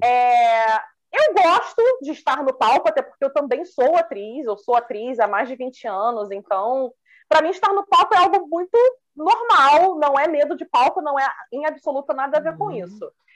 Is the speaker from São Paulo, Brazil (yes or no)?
no; Rio de Janeiro, Brazil; Sou do Rio